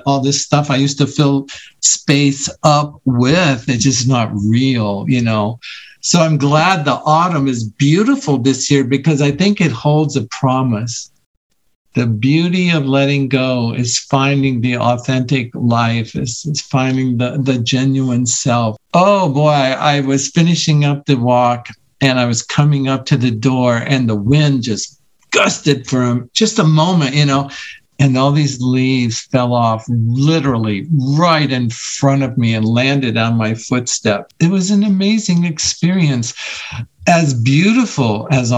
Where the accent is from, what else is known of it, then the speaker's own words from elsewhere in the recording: Iowa, United States; now in Colorado, United States; I grew up in Iowa